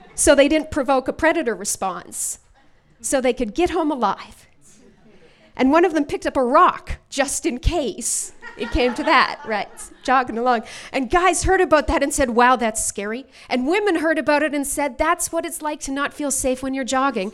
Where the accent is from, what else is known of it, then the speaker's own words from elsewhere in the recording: Alberta, Canada; now in Vancouver, Canada; I'm from Alberta originally